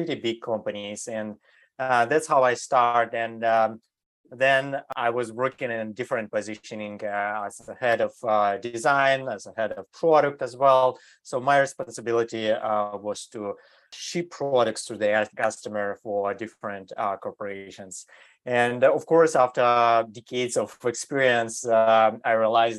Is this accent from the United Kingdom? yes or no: no; Germany; moved away as an adult; also born or lived in Eastern Europe / Switzerland; now in United States; I grew up in Europe. So I was grew up in Germany